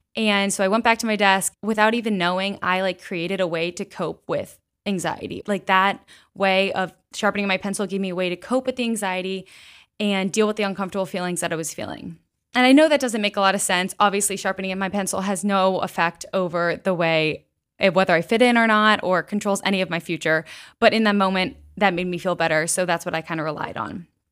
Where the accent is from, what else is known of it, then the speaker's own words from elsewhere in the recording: West Chester, Pennsylvania, United States; I grew up in Westchester, Pennsylvania